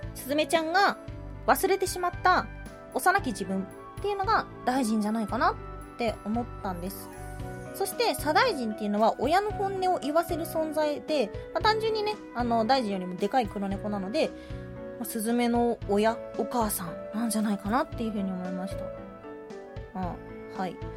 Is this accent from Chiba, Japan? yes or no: no; Hyogo, Japan; 地元が兵庫県なんで